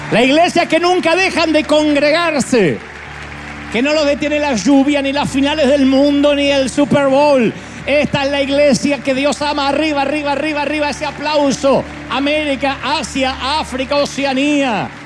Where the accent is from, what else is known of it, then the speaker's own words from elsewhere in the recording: Argentina; soy el más argentino de los argentinos